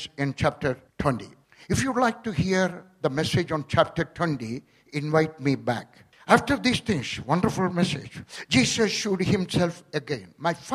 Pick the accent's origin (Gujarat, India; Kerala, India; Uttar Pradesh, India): Kerala, India; also born or lived in Punjab; now in Delhi, India; I was born in Kerala.